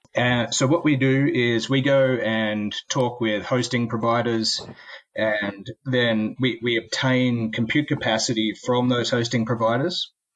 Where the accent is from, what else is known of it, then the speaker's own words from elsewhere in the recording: Australia; also born or lived in Sydney, Australia; I'm Australian.